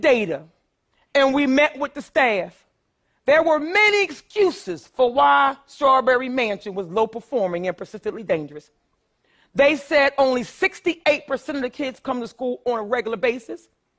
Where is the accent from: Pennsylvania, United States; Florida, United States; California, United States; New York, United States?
Pennsylvania, United States; Philadelphia; I grew up poor in North Philadelphia, too.